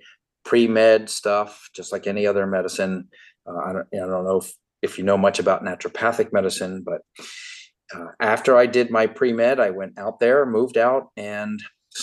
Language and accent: English; Miami, Florida, United States; I'm a native Floridian, born and raised in Miami